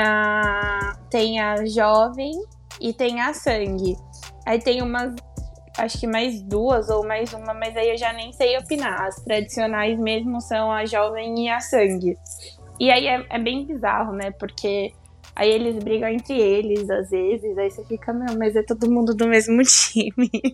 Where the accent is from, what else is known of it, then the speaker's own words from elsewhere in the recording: Baixada Santista, São Paulo, Brazil; moved away as an adult; now in São Paulo, Brazil; eu sou de lá da Baixada. Eu vim para São Paulo para fazer cursinho